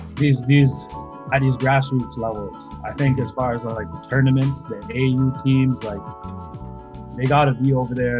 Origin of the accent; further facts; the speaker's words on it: Mississauga, Ontario, Canada; also born or lived in Burlington; growing up in Mississauga